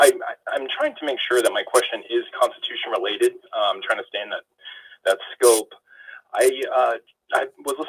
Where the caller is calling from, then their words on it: New Hampshire, United States; I'm calling from New Hampshire.